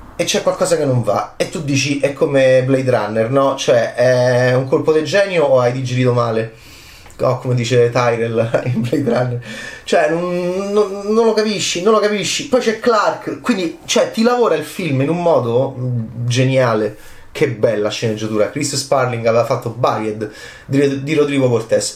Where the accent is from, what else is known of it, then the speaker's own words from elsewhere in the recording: Italy; da italiano, ovviamente da analista italiano